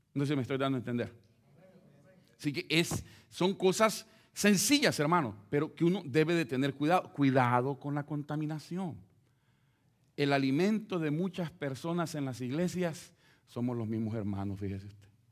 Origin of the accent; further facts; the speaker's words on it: El Salvador; moved away; como los centroamericanos que pasamos por México.